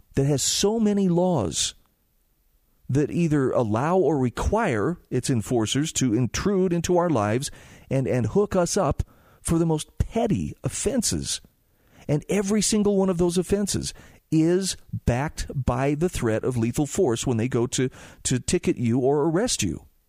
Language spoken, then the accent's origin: English; Utah, United States; my home state of Utah